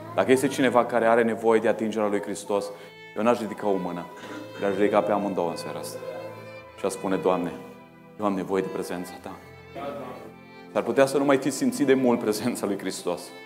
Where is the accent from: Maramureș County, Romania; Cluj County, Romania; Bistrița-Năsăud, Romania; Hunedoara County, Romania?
Bistrița-Năsăud, Romania; Bistrița; now in Oradea, Romania; la noi în Bistrița